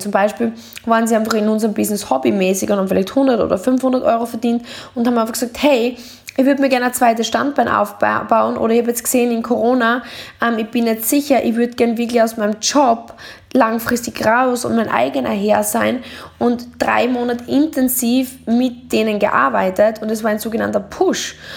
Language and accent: German; Deutschlandsberg, Styria, Austria; ich bin aufgewachsen in Deutschlandsberg